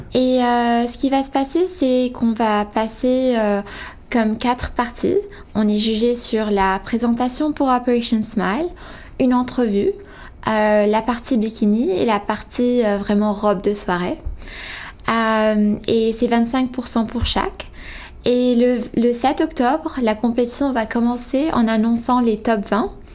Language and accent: French; Quebec, Canada; je suis canadienne je suis québécoise d'origine ivanaise